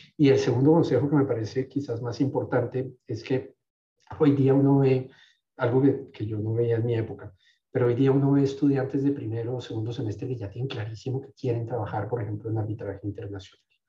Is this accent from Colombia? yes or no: yes; Colombia; moved away as an adult; also born or lived in France / United States; Yo me fui de Colombia a los veintidós años con dos maletas de veintitrés kilos